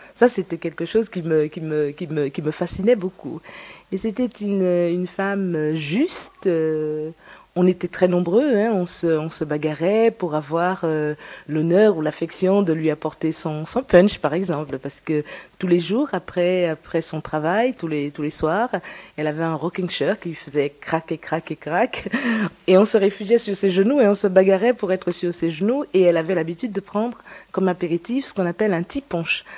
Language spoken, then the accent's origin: French; Guadeloupe; Donc je viens de la Guadeloupe. Je suis née à la Guadeloupe